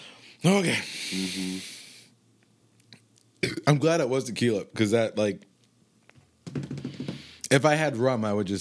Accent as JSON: {"language": "English", "country": "United States", "said": "I'm from an hour south of Philly."}